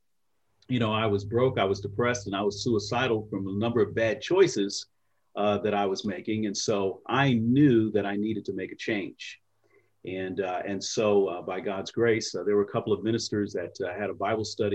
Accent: New York, United States; moved away as an adult; also born or lived in Indiana; now in Indianapolis, United States; I left home at 18 and I'm from New York originally and came out to Indiana State University

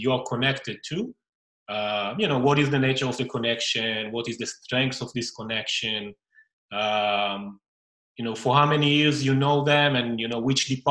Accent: Israel; English is a second language; also born or lived in Tel Aviv; I'm the first Israeli founder on the podcast. So, greeting from Tel Aviv

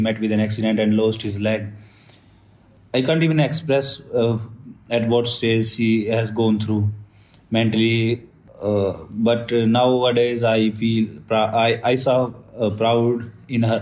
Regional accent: Sonipat, Haryana, India; I'm from Sonipat, Haryana village

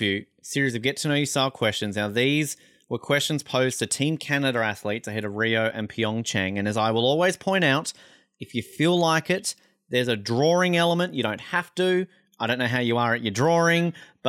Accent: Tasmania, Australia; I grew up in the Devils period and just loved every single weekend going to the games

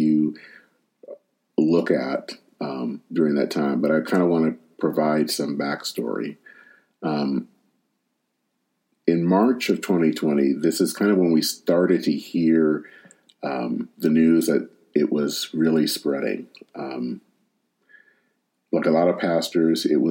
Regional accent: Michigan, United States; my home state of Michigan

